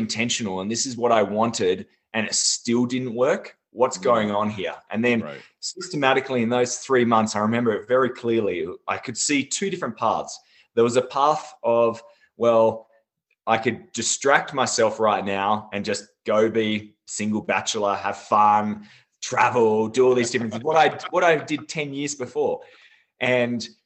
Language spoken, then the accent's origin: English; Tasmania, Australia; also born or lived in Sydney; I actually grew up in Tasmania, Australia. I was born in Sydney, but then soon moved to Tasmania. I was brought up on a farm